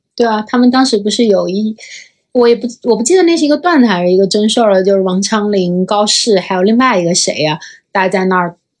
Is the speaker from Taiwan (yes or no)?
no; China; 作为一个中国人